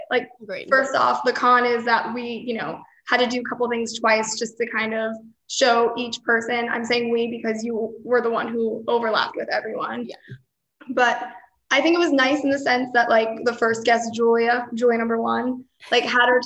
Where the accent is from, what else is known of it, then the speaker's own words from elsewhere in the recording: Pennsylvania, United States; moved away as an adult; now in Miami, United States; I'm 23. I'm from Miami, Florida now, but I'm originally from Pennsylvania.